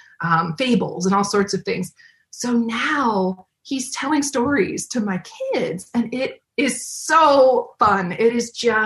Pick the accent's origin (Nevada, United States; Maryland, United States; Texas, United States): Maryland, United States; moved away as an adult; when we moved to Maryland, we were actually moving back home. We're both from the Maryland area, you know, different parts of Maryland